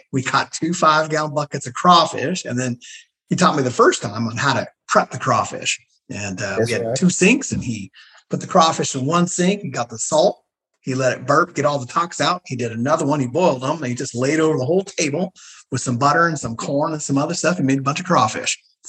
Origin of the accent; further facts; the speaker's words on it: Santa Cruz, California, United States; moved away as an adult; now in Clayton, United States; So I live in Clayton, California, but born and raised in Santa Cruz. And then most of my family from Charlotte, North Carolina. I migrated from Santa Cruz, made my way to the East Bay. I'm here in Clayton, California